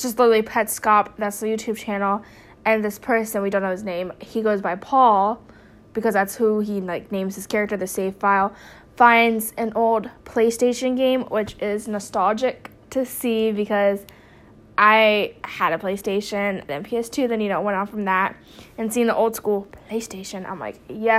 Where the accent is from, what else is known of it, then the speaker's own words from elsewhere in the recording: New Jersey, United States; now in North Carolina, United States; I'm originally from New Jersey, but I'm in North Carolina